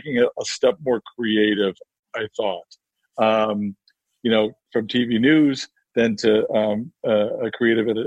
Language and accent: English; Chicago, Illinois, United States; moved away; I'm from Chicago